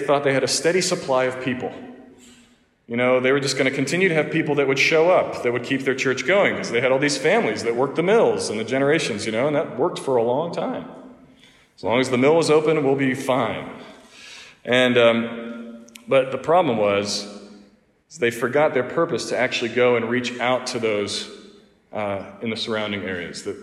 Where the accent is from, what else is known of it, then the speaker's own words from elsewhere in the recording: Pittsburgh, Pennsylvania, United States; moved away as an adult; now in Mount Pleasant, South Carolina, United States; all those churches up in my hometown, up in Pittsburgh